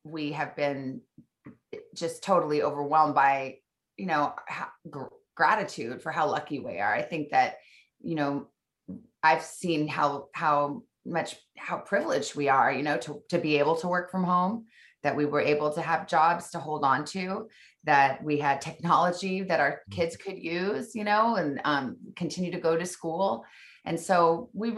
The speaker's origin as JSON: {"language": "English", "town": "Tucson", "region": "Arizona", "country": "United States", "tie": "born or raised there", "also_born_or_lived": "Missouri / Washington, D.C.", "moved": "as an adult", "said": "I went from Missouri back to Tucson, Arizona, my hometown"}